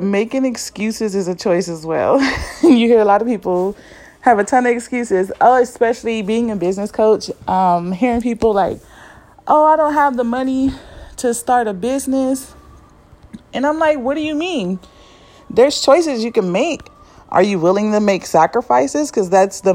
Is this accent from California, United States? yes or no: yes; Compton, California, United States; I grew up in Compton, California in L.A. and some of the bad neighborhoods